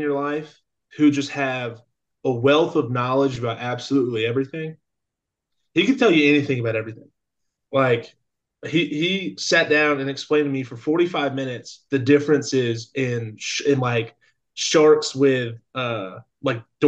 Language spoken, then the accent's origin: English; Canton, Georgia, United States; also born or lived in Vidalia, Georgia; raised in Canton, Georgia. It's 45 minutes to an hour north of Atlanta. You know, went to high school out there